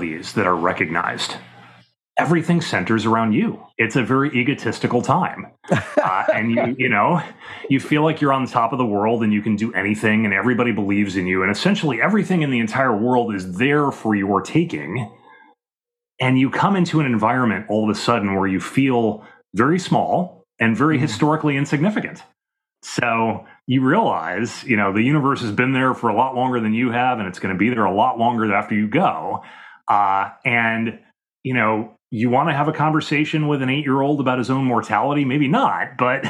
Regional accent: Midwest, United States; moved away as an adult; also born or lived in Washington, D.C.; I grew up in the Midwest, and, you know, that's a fairly modern area by historical standards, and then later moved to the East Coast as a young adult living in Washington, D.C.

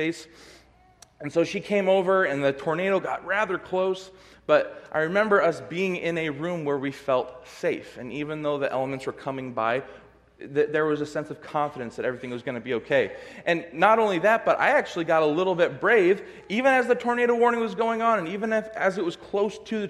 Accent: California, United States; now in Michigan, United States; I'm from California

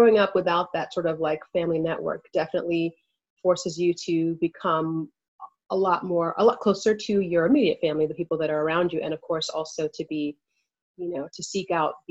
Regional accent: Pittsburgh, Pennsylvania, United States; also born or lived in Nigeria; I spent most of my life in of course, Pittsburgh and in this country.

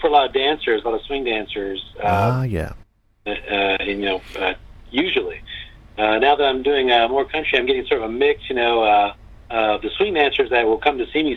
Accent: Sacramento, California, United States; Sacramento here in my hometown

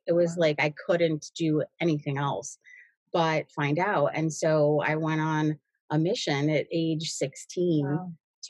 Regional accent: Cleveland, Ohio, United States; born there; So I was born in Cleveland. I was born, and placed for adoption immediately.

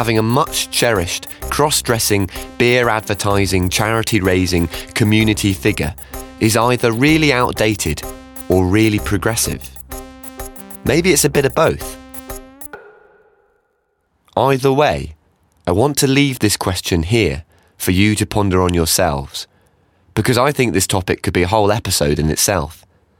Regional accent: Falmouth, South West England, United Kingdom; moved away; a friend of mine who, like me, grew up in Falmouth but doesn't live there anymore.

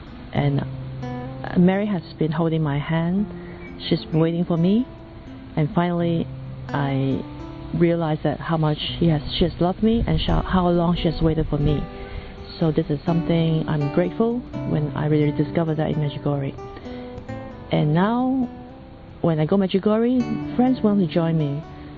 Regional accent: Hong Kong; I'm from Hong Kong.

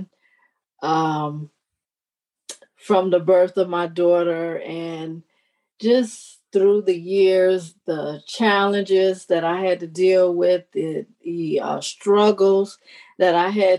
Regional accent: Detroit, Michigan, United States; I was born and raised in Detroit, Michigan

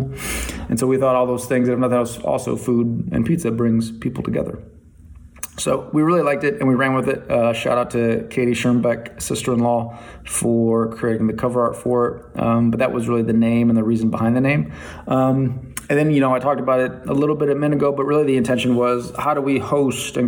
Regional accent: Toledo, Ohio, United States; moved away; growing up in Toledo, Ohio, shout out to public schools in Toledo, Ohio

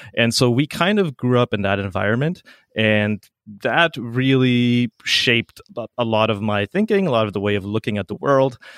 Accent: Paraguay; moved away; I grew up in South America. My mom was a Swiss nurse who went to Paraguay

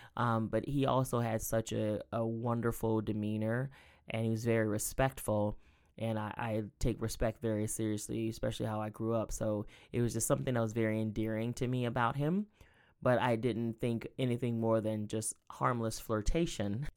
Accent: Sylvania, Georgia, United States; now in Columbus, United States; I grew up in Southeast Georgia, a little town called Sylvania, Georgia

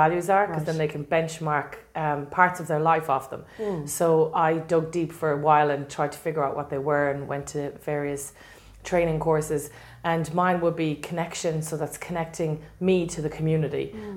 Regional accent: Galway, Connacht, Ireland; I'm actually a Galway girl. I'm from Dangan

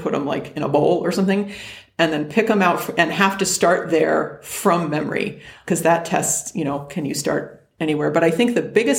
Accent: West Hartford, Connecticut, United States; now in Arizona, United States; I'm from West Hartford, Connecticut, 860 is the area code there

